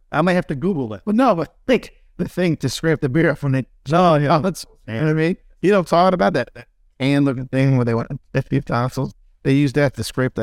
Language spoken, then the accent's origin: English; New Jersey, United States; moved away; when I was growing up in Jersey